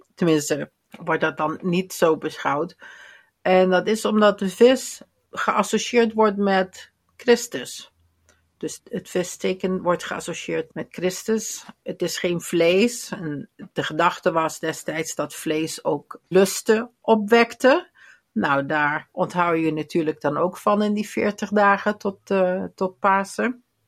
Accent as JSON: {"language": "Dutch", "region": "Limburg", "country": "Netherlands", "said": "bij ons in Limburg"}